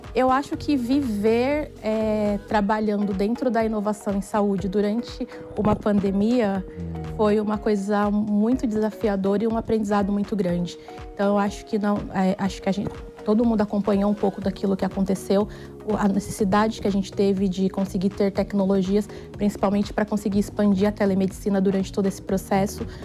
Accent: interior of São Paulo state, Brazil; moved away as an adult; now in São Paulo, Brazil; sou do interior do estado de São Paulo, moro aqui em São Paulo há 13 anos

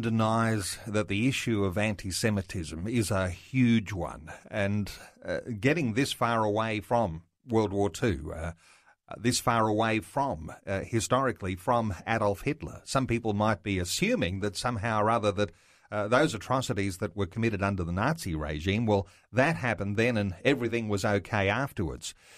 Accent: Australia; as Australian Christian believers

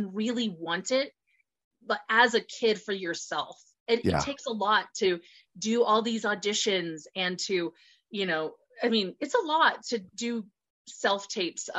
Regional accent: Colorado, United States; my home state of Colorado

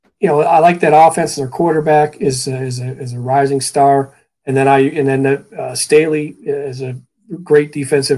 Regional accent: Northeast Ohio, United States; moved away; I grew up in Northeast Ohio

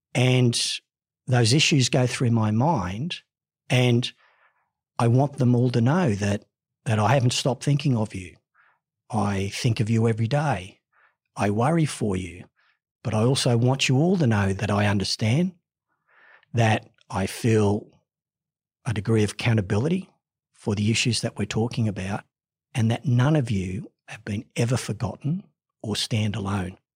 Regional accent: Ipswich, Queensland, Australia; also born or lived in Sydney; While I was born in Sydney, I was actually raised in Ipswich in Queensland

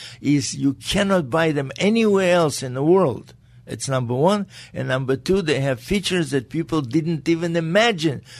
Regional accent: Riga, Latvia; English is a second language; moved away; also born or lived in Caracas, Venezuela / Hong Kong; It was Latvia. I was born in Riga, Latvia.

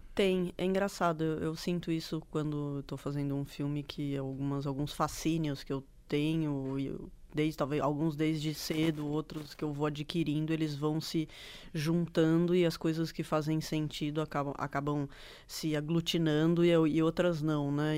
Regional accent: Bragança Paulista, São Paulo, Brazil; moved away as an adult; now in São Paulo, Brazil; eu nasci aqui em São Paulo, mas eu cresci em Bragança, né? Estudei lá a minha vida inteira.

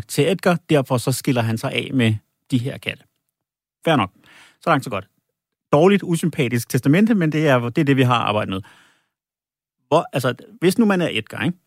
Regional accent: Holbæk, Zealand, Denmark; jeg kommer jo fra Holbæk

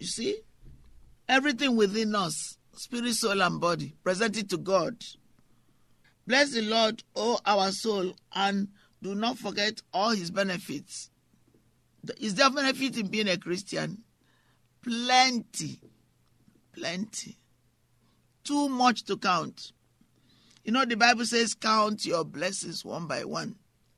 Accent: England, United Kingdom; also born or lived in France; or sometimes when I grew up in England, because I saw things that were very unsettling.

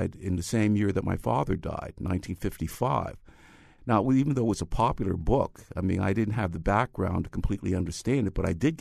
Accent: New York City, New York, United States; I grew up in the Bronx, and this was from 1945 through 1955

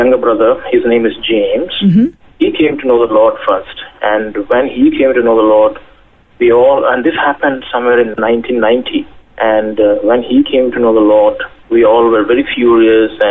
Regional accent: South India, India; born or raised there

